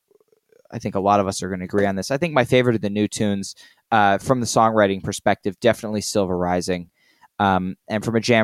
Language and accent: English; Canada; And yes, I said Zed. I am Canadian.